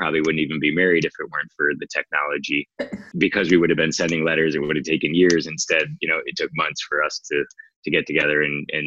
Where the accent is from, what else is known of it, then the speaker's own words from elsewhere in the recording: Michigan, United States; moved away as an adult; now in San Diego, United States; I grew up in Michigan